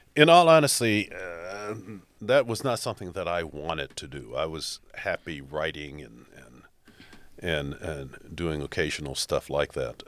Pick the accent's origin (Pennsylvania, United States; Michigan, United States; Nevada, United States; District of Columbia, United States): District of Columbia, United States; Washington; also born or lived in New York City / Boston; now in Toledo, United States; I grew up in Washington, D C